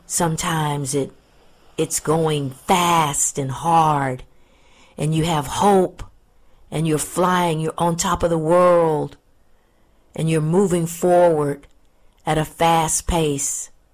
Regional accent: Pensacola, Florida, United States; It might be just because I'm a native Floridian and I grew up in Pensacola, Florida

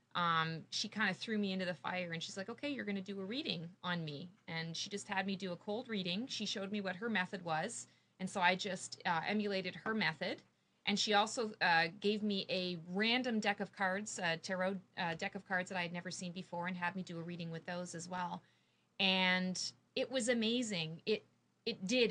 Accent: Canada; moved away as an adult; now in Morrisville, United States; I am a Canadian. I'm a, a, crazy Canuck, and I moved here three years ago

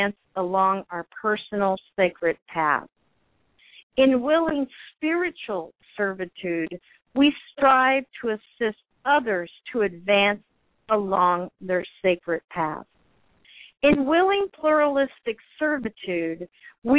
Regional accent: United States; we're both American

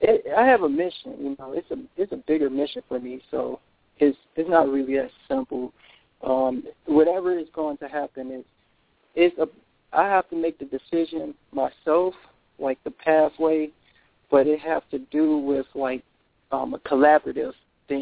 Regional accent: Detroit, Michigan, United States; I'm from Michigan, Detroit.

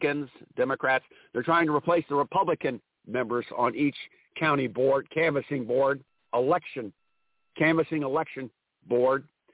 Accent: Ohio, United States; My home state is Ohio

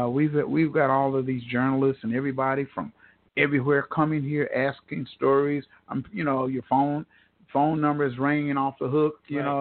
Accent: Tulsa, Oklahoma, United States; I was born and raised in Tulsa

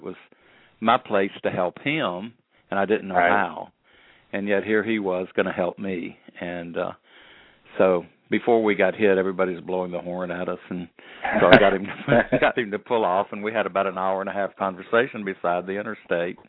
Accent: Birmingham, Alabama, United States; growing up in Birmingham, Alabama

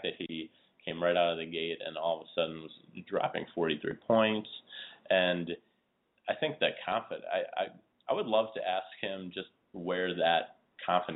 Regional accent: Illinois, United States; also born or lived in Lisle, Illinois; I'm from Illinois

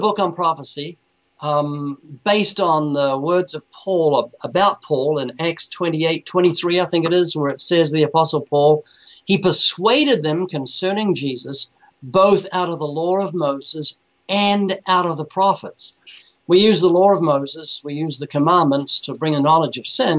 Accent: New Zealand; moved away; I was born in New Zealand twice.

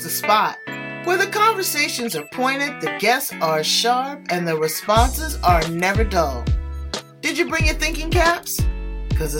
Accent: Australia; I'm an Aussie

